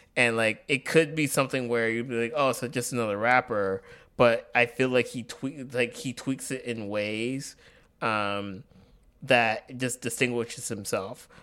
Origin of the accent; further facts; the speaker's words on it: Tuskegee, Alabama, United States; moved away; my hometown, uh, in Alabama, Tuskegee, Alabama